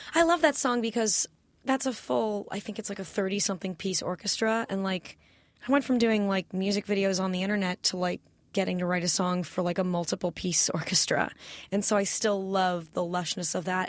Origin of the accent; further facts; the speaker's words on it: California, United States; also born or lived in New York; I grew up in California, went to public high school here